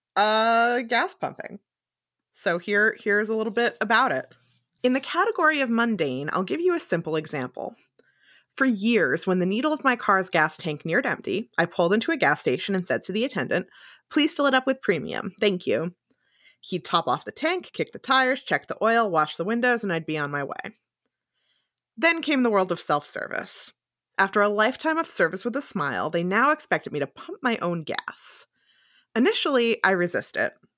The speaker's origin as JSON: {"language": "English", "region": "New Jersey", "country": "United States", "tie": "born or raised there", "also_born_or_lived": "New York State", "moved": "as an adult", "said": "having grown up in New Jersey"}